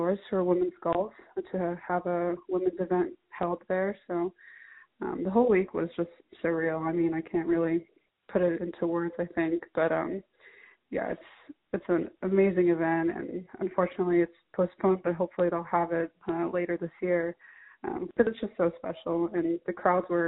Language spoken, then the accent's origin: English; California, United States; growing up in California